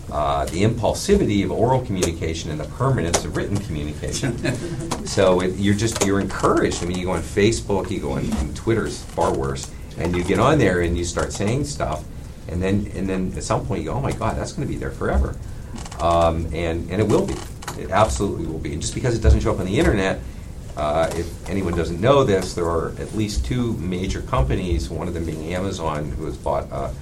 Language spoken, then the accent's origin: English; Pittsburgh, Pennsylvania, United States; moved away; I was from Pittsburgh, and it was a fairly protected upbringing